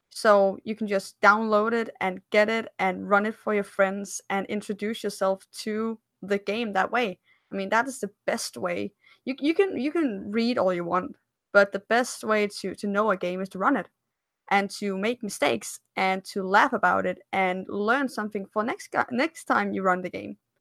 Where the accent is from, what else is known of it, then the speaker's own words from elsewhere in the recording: Denmark; I'm from Scandinavia, I'm from Denmark